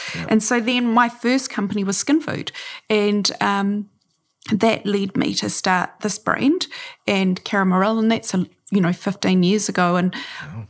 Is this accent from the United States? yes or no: no; New Zealand; also born or lived in Takapuna Beach, Auckland; I'm a New Zealander